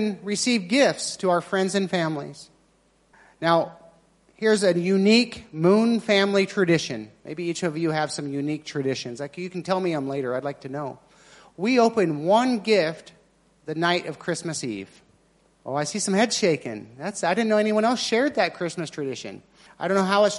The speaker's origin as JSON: {"language": "English", "country": "United States", "moved": "yes", "said": "I'm American, so we have our traditions"}